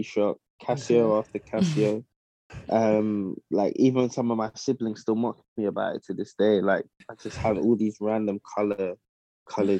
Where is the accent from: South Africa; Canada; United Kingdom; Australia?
United Kingdom; London; moved away as an adult; also born or lived in Midlands; now in Ghana; I was born and raised in South London, but yeah, I'm of Ghanaian heritage